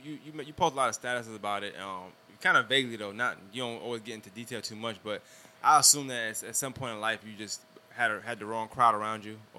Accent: New York, United States; I'm from New York

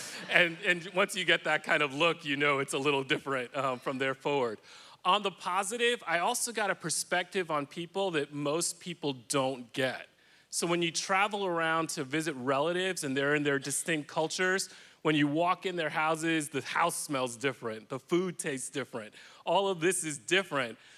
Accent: New York City, New York, United States; I was raised in Washington Heights, which is in upper Manhattan.

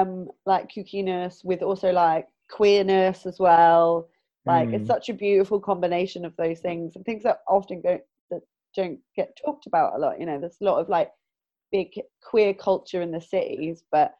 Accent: Southampton, South East England, United Kingdom; now in Bristol, United Kingdom; I'm originally from Southampton, and that's like a forest around there, and like little kooky places in the forest.

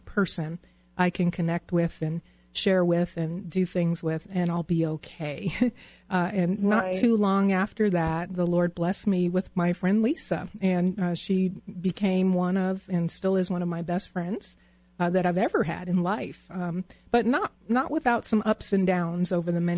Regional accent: East Coast, United States; moved away as an adult; also born or lived in Virginia; now in Denver, United States; All of my friends and family who I grew up on the East Coast, everyone I knew lived on the East Coast.

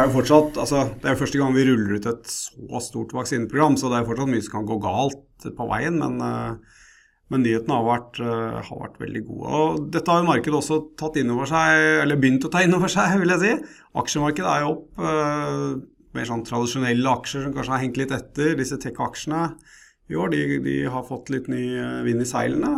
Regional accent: Norway; oss som, som nordmenn

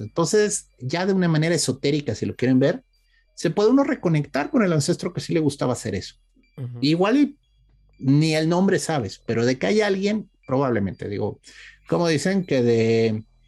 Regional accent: Mexico; nuestro Día de Muertos

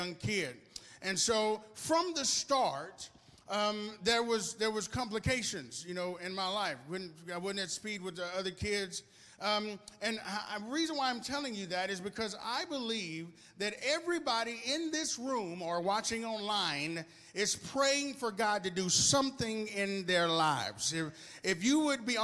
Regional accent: Arkansas, United States; moved away as an adult; also born or lived in Houston, Texas; now in Texas, United States; I was born in Houston, Texas, but I was raised in Arkansas.

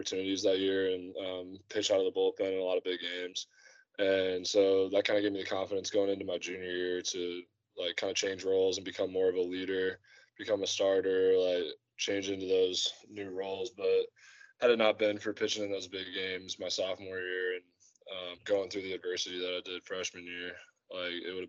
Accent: Indianapolis, Indiana, United States; moved away as an adult; I was born and raised in Indianapolis, which is where Butler is

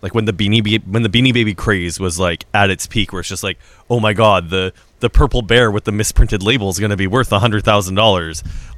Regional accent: Saskatchewan, Canada; also born or lived in Yellowknife; I was born in the Northwest Territories, and I would talk about my Saskatchewan-ness, but I think a lot of people don't know I was born in Yellowknife.

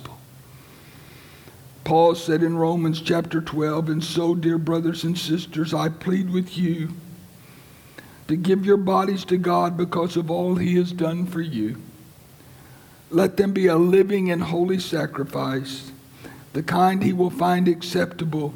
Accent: Lynchburg, Virginia, United States; my hometown, Lynchburg, Virginia

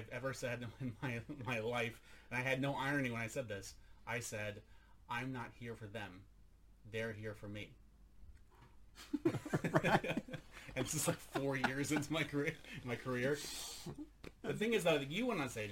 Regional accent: United States; now in Sweden; I'm an American in Sweden.

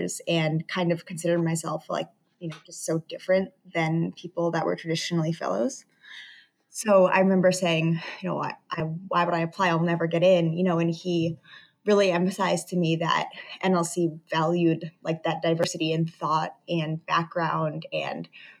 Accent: northeastern Connecticut, United States; moved away as an adult; now in New York City, United States; So I'm from Connecticut, northeastern Connecticut. So Boston is our city over New York.

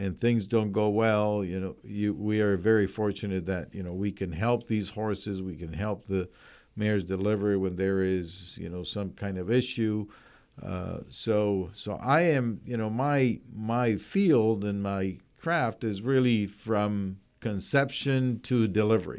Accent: Colombia; moved away as an adult; I am originally from Colombia

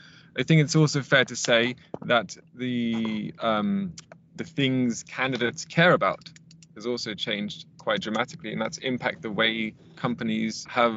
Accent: London, United Kingdom; moved away as an adult; now in Stockholm, Sweden; The last 7 years have been here in Stockholm. I am originally from London

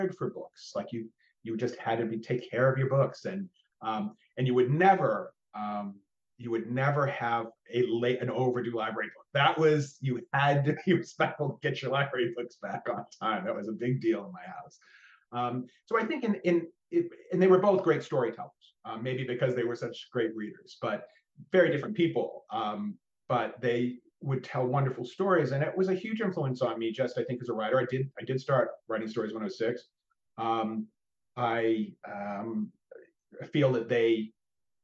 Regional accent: outside of Austin, Texas, United States; I grew up outside of Austin, just outside

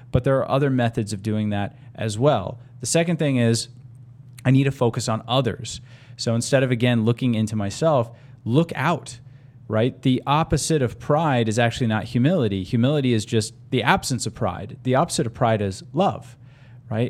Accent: United States; now in Tucson, United States; as an American

